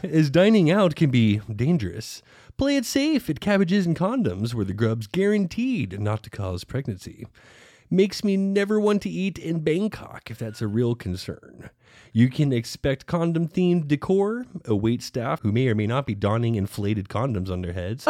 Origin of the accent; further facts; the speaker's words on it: Dallas, Texas, United States; We grew up in Dallas, and even as kids got taken to the famous Dick's Last Resort